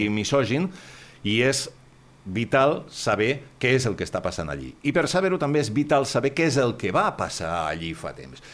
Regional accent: Catalonia, Spain; som catalans

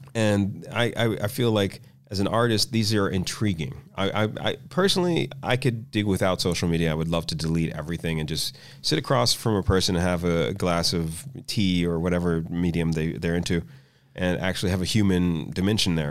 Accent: Washington, District of Columbia, United States; I grew up in Washington, D C

